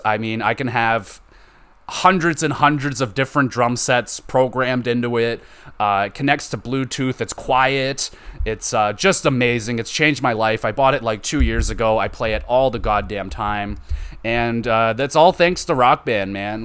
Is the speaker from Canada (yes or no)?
yes; Canada; I'm Canadian, so we do a school trip to Ottawa